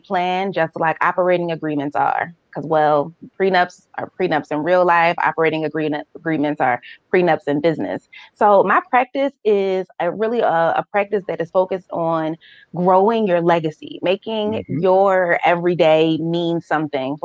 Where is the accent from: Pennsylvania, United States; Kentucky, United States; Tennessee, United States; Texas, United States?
Pennsylvania, United States; Philadelphia; I'm a Philly girl, born and raised. I've lived here all of my life